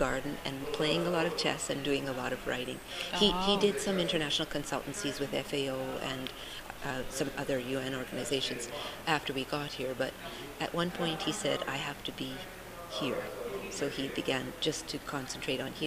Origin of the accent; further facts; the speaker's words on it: Richmond, British Columbia, Canada; also born or lived in Uganda / Ottawa / Costa Rica / Egypt; now in Salt Spring Island, Canada; I was raised in Richmond